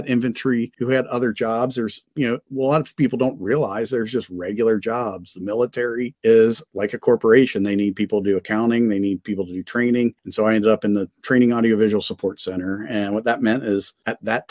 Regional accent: Cincinnati, Ohio, United States; ended up landing in Cincinnati in my hometown

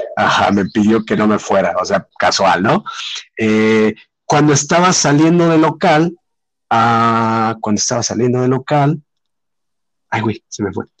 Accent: Mexico; soy de México.

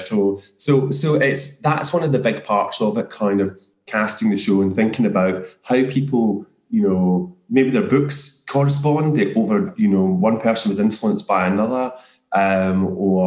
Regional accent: near Motherwell, Scotland, United Kingdom; I grew up just near Motherwell

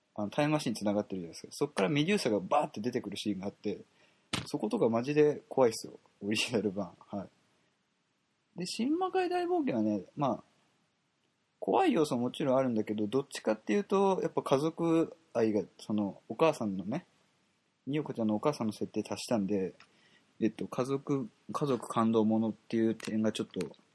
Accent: Kobe, Hyogo, Japan; 僕と一緒の神戸出身

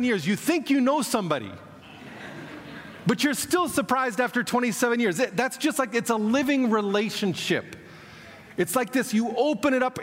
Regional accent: Kansas, United States; moved away as an adult; now in Moscow, Russia; I was born in Kansas, but 29 years ago moved on to the mission field and have been there ever since.

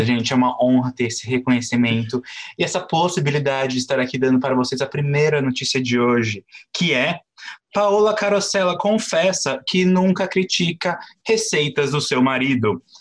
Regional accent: Brazil; eu sou do Brasil

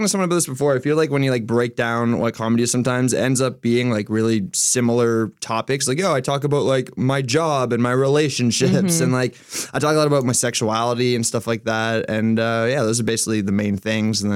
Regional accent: Moncton, New Brunswick, Canada; moved away; I'm from Moncton, New Brunswick

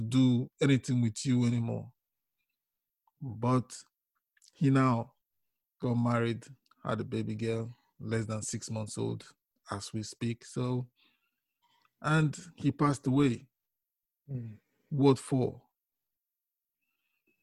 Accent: Nigeria; We grew up together in Nigeria

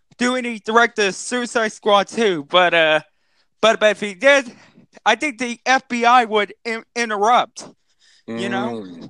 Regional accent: Texas, United States; It got cooled down during the rainy season in my home state of Texas.

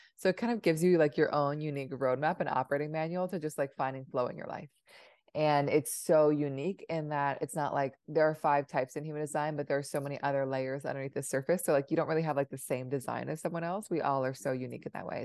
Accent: Seattle, Washington, United States; also born or lived in Providence, Rhode Island; I grew up in Seattle

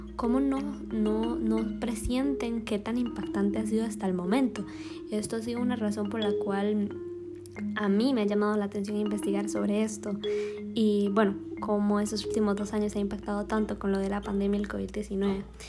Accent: Alajuela, Costa Rica; soy de Alajuela

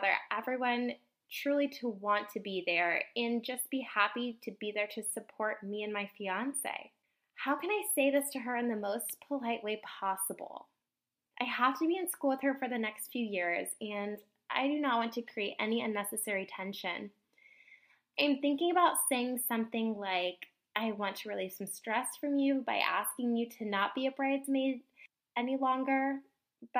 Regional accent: Indiana, United States; I am from Indiana.

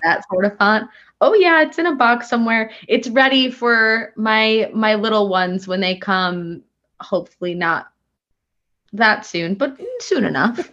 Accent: Sheboygan, Wisconsin, United States; moved away as an adult; now in Washington, D.C., United States; I was born and raised in Sheboygan, Wisconsin.

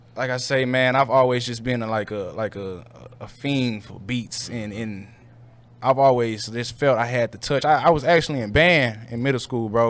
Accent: St. Louis, Missouri, United States; I grew up in North County

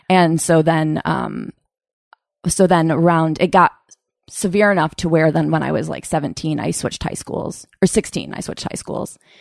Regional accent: Utica, New York, United States; moved away; I'm from Utica, outside of Utica, New York

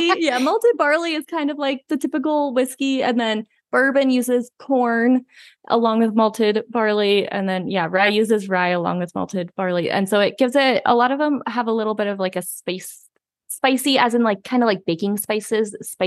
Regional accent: Indiana, United States; moved away as an adult; now in Colorado, United States; I moved here 11 years ago for college. So I grew up in Southern Indiana.

